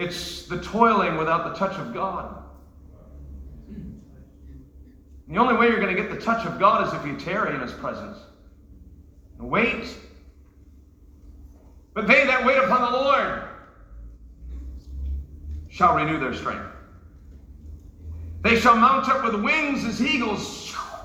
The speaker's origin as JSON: {"language": "English", "region": "New York", "country": "United States", "said": "I'm from New York. My dad's from Brooklyn. My mother's from New Jersey."}